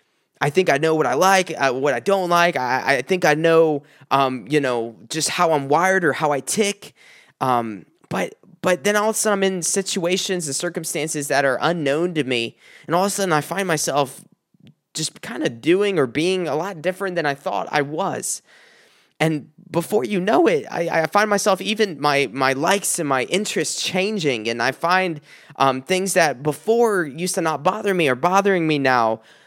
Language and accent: English; South Carolina, United States; When I moved up here from South Carolina, it was right after an engagement to a woman that I was engaged to for many years.